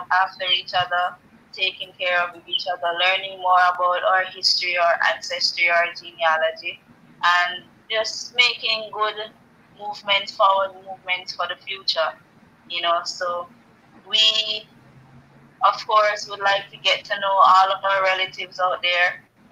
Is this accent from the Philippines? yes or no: no; Jamaica; I am from the island of Jamaica, the archipelago of Jamaica, the West Indies